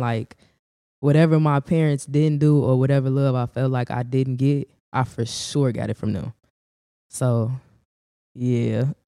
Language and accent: English; Chicago, Illinois, United States; also born or lived in Gary, Indiana; I was raised on the South Side